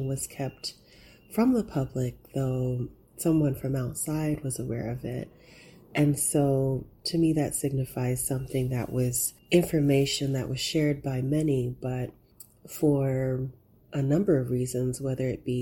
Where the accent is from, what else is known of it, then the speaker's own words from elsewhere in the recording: Oklahoma, United States; moved away as an adult; also born or lived in New York / Netherlands; my own experience of growing up in Oklahoma